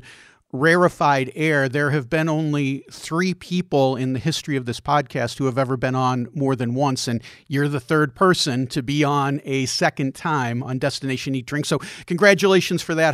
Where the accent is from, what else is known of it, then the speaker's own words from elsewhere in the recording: Chicago, Illinois, United States; moved away; also born or lived in Austin, Texas; I grew up in the Chicago area